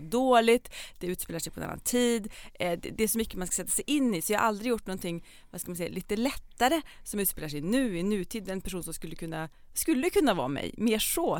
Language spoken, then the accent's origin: Swedish; Hammarö, Värmland, Sweden; also born or lived in Karlstad; now in Copenhagen, Denmark; När jag bodde här när jag var liten så växte jag upp på Hammarö